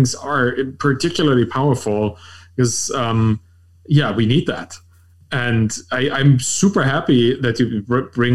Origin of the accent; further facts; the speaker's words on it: Berlin, Germany; I'm German, I'm European, I'm like from Berlin.